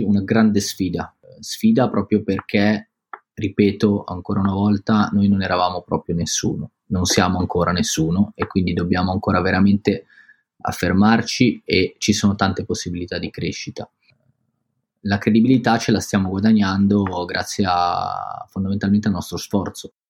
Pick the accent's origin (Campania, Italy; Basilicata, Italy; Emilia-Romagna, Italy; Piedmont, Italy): Piedmont, Italy; Biella; moved away as an adult; now in Milan, Italy; siamo ancora in provincia, che è il posto dove sono cresciuto io, a Biella